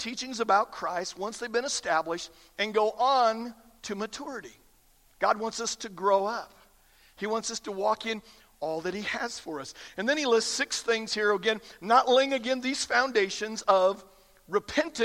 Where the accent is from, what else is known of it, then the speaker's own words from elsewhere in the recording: Iowa, United States; I grew up in Iowa, again, lots of cornfields